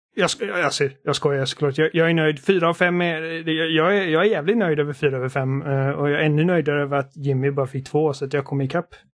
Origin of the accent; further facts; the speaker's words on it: Gothenburg, Västra Götaland, Sweden; accent: Gothenburg (göteborgska); min göteborgska brytning